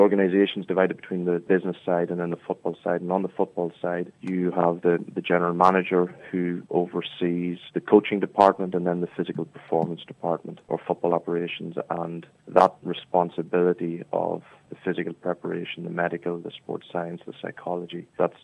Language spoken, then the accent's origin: English; Scotstown, County Monaghan, Ireland; accent: Monaghan; now in San Francisco, United States; I'm trying to keep my Scotstown, my Monaghan accent